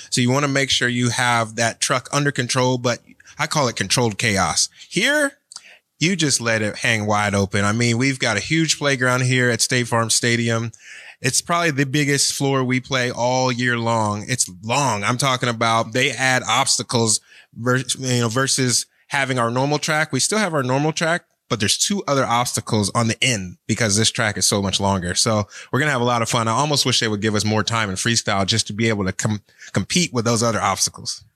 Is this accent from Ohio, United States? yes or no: yes; Cleveland, Ohio, United States; now in Florida, United States; I've actually lived in Florida longer than I was born and raised in Cleveland